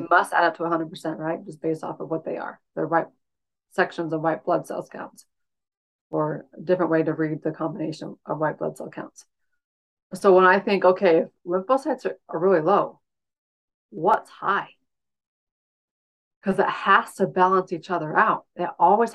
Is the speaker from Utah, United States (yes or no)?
yes; Utah, United States; I'm in Utah, and I grew up in Utah. I grew up in the same house I bought from my parents